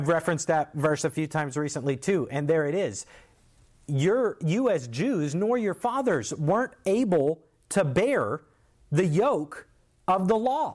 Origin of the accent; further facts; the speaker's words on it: United States; As an American